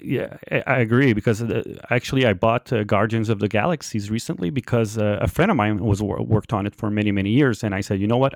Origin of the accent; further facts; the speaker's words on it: Canada; English is a second language; I'm, I'm French Canadian and I learned my English a lot because of video games